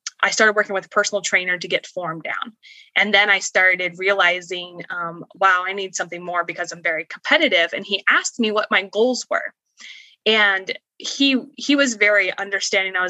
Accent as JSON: {"language": "English", "region": "Indiana", "country": "United States", "tie": "born or raised there", "moved": "as an adult", "lives_now": "Florida, United States", "said": "I was born and raised in Indiana and I was actually born and raised in the Amish culture"}